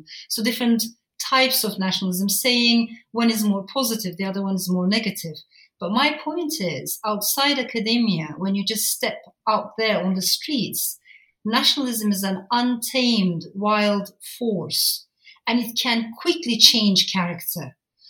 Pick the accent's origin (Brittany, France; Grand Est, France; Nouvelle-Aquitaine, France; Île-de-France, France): Grand Est, France; Strasbourg; I was born in France, in Strasbourg. And the first house that I grew up in was very different. It was full of immigrants, you know, liberal students, talking about revolution, social change, social justice.